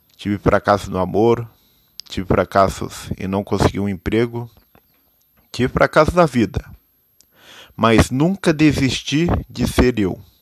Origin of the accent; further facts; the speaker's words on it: Itararé, São Paulo, Brazil; sou nascido em Itararé, interior do estado de São Paulo